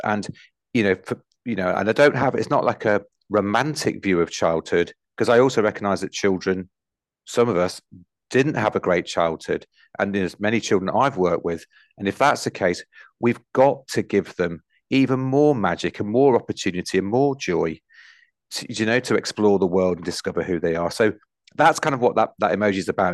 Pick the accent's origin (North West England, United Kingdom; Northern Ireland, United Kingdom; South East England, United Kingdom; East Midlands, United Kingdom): East Midlands, United Kingdom; Nottingham; I grew up in Nottinghamshire where the miners' strikes were on